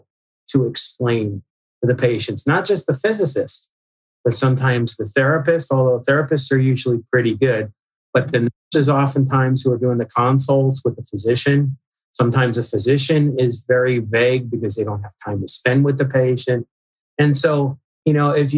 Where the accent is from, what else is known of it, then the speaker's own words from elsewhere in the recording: Northeast, United States; I grew up in the Northeast